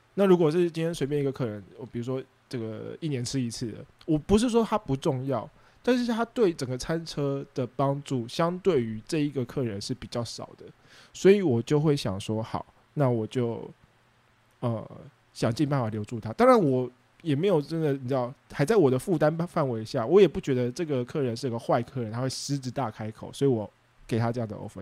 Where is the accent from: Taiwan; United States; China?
Taiwan; 身为一个公民， 身为一个台湾人